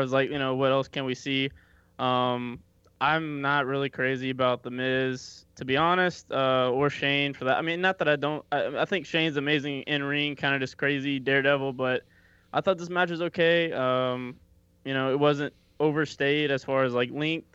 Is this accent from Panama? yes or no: no; Kentucky, United States; moved away; I'm originally from Kentucky.